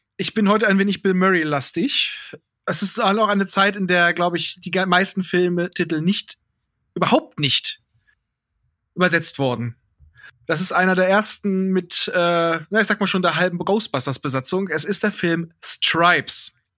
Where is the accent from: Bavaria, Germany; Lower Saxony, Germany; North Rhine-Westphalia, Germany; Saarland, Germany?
Lower Saxony, Germany; Hanover; als Hannoveraner kann ich dir sagen